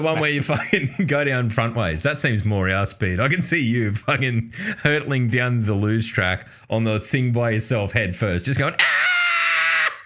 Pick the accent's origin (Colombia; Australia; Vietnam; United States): Australia; Newcastle, New South Wales; There was a pub in Newcastle, in my, where I live, my hometown.